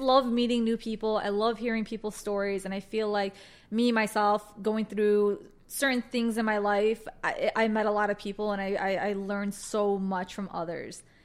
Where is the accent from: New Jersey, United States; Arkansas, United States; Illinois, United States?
Illinois, United States; Chicago; I was born and raised in Chicago